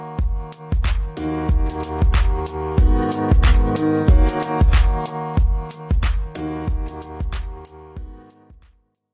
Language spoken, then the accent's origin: English; Rhode Island, United States; I grew up here in Rhode Island